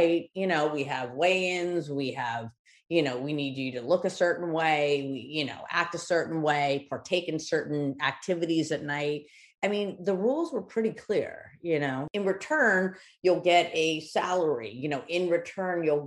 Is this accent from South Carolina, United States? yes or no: no; Los Angeles, California, United States; growing up there